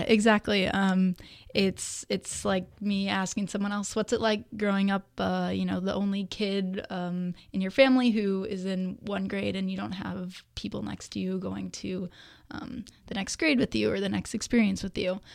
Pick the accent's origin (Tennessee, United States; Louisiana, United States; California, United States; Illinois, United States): California, United States; Danville; I grew up in Danville of the East Bay. Um, was there my entire childhood up until high school